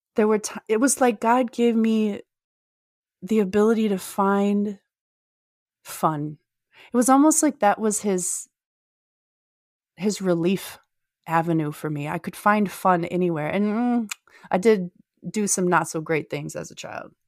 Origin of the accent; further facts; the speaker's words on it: Minnesota, United States; I'm from Minnesota